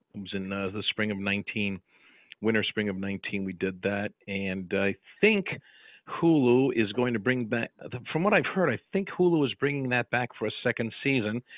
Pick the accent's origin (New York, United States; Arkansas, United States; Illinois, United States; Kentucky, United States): New York, United States; Watervliet; also born or lived in Albany, New York; I grew up in Watervliet Troy, New York